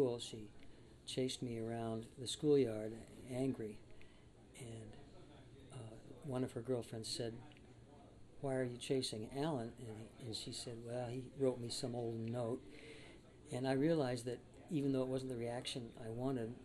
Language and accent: English; Coachella Valley, California, United States; also born or lived in Hollywood, Los Angeles; I was in the Coachella Valley, which is a desert area south of Los Angeles, and going to school there. Before that, I was born in Hollywood. I'm actually a native of Hollywood